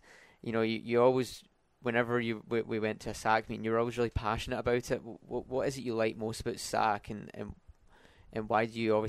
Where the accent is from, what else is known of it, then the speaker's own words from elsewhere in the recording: Scotland, United Kingdom; he's from England and I'm from Scotland, so it's kind of, we share a lot in common.